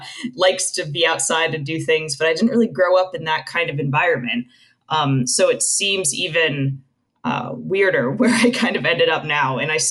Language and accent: English; Tucson, Arizona, United States; moved away; So I grew up outside of Tucson, Arizona.